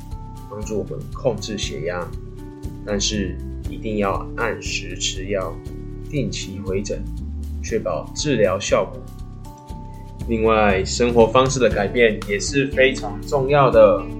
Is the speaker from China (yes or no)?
no; Taiwan; 我们台湾人又爱吃美食